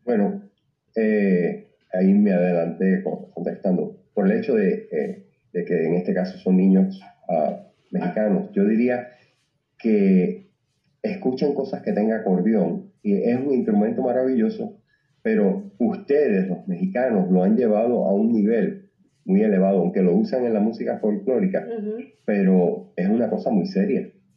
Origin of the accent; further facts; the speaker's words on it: Cuba; also born or lived in Tijuana; now in Puerto Rico; soy cubano